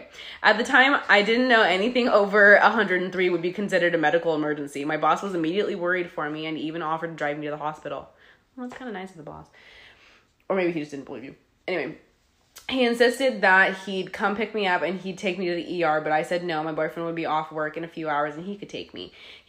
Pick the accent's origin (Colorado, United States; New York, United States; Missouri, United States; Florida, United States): Florida, United States; When I was 19, growing up in Florida, I got a job as a secretary to the vice president of an engineering company.